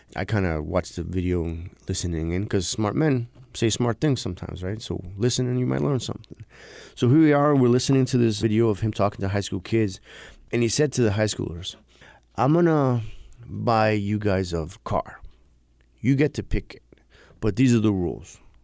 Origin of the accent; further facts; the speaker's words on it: New York City, New York, United States; I grew up in New York City.